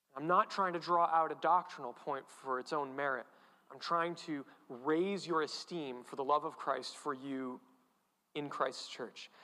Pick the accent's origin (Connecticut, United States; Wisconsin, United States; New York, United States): Connecticut, United States; New England; I'm from New England, I'm a Connecticut Yankee